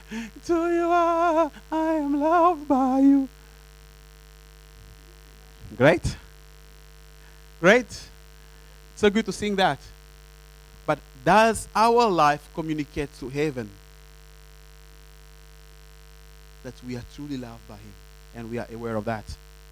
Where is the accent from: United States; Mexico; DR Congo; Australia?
DR Congo; English is a second language; I tell Jesus, you know, primarily, I'm from Congo. And me as a Congolese, this is my standard.